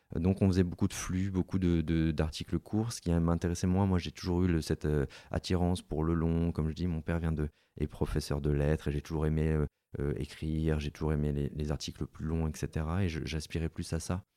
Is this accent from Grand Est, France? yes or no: no; Gap, Provence-Alpes-Côte d'Azur, France; also born or lived in Lille / Paris; je suis originaire de Gap dans les Hautes-Alpes